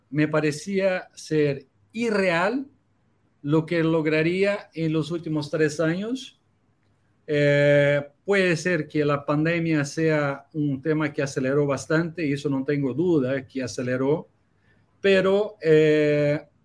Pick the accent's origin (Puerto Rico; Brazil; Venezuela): Brazil; Spanish is a second language; now in Chile; Mira, yo, yo vengo de Brasil, soy un brasileño que vivo en Chile a 11 años ya